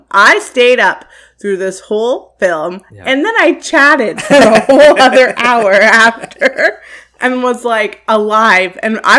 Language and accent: English; Canada; I love Canada. Like, yeah. I love living here. I love being a Canadian.